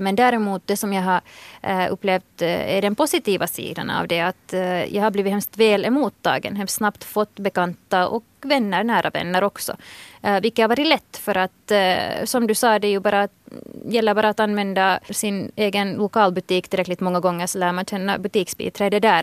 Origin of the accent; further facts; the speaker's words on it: Helsinki, Uusimaa, Finland; moved away as an adult; now in Western Uusimaa, Finland; jag har vuxit upp i Helsingfors